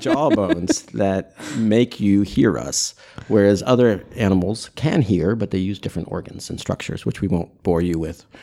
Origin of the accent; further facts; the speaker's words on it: United States; I'm an American